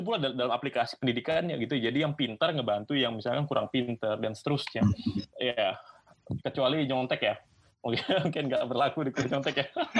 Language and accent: Indonesian; Singkawang, West Kalimantan, Indonesia; also born or lived in Pontianak / Melbourne; asalnya itu dari Singkawang, bro. Singkawang. Singkawang. Kalbar. Yes, Kalimantan Barat